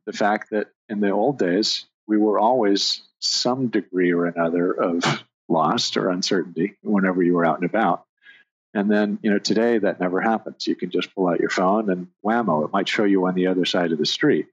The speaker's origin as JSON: {"language": "English", "region": "Southern California", "country": "United States", "tie": "born or raised there", "said": "growing up in Southern California"}